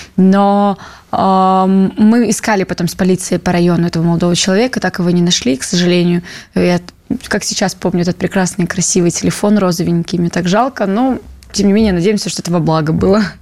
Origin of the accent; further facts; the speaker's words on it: Moscow, Russia; also born or lived in Petropavlovsk-Kamchatsky, Kamchatka; я переехала с Камчатки, когда мне было 8 лет. И всю свою осознанную полноценную жизнь я живу в Москве